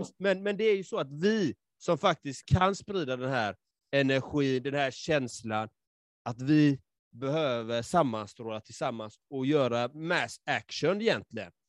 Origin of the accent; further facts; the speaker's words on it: Sweden; jag själv liksom är uppvuxen i förorten och jag är halvfinsk och halvsvensk